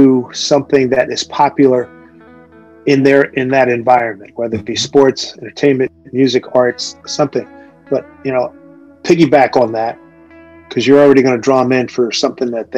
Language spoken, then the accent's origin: English; Philadelphia, Pennsylvania, United States; When I was growing up, I grew up in Philly